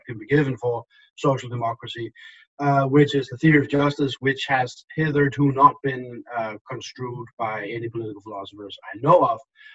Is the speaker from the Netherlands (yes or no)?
no; Denmark; moved away as an adult; now in United States; I am from Denmark. I lived most of my life in Denmark